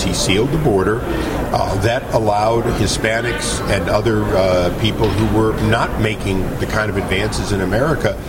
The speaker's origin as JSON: {"language": "English", "region": "California", "country": "United States", "said": "I'm a Californian."}